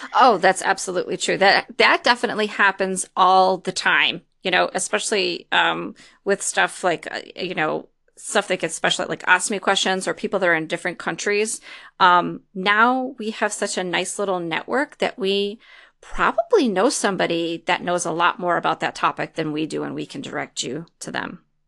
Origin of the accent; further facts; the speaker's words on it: Detroit, Michigan, United States; moved away; also born or lived in East Lansing, Michigan / Lansing, Michigan; I'm actually from the Detroit area